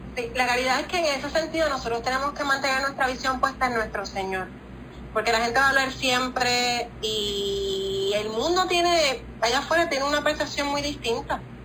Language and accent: Spanish; Cuba; somos cubanas.